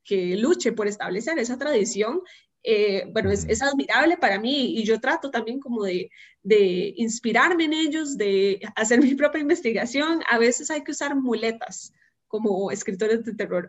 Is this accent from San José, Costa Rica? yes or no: yes; San José, Costa Rica; also born or lived in Belgium / Italy; soy egresada al Colegio Monterrey de Montes de Oca